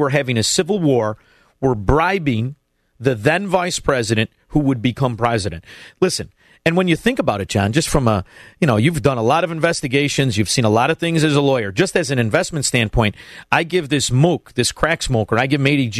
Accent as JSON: {"language": "English", "town": "Chicago", "region": "Illinois", "country": "United States", "said": "I know, I'm from Chicago, Illinois."}